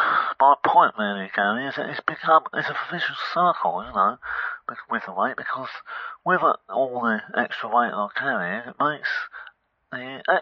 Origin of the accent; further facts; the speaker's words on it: Harlow, East of England, United Kingdom; I'm actually from Harlow.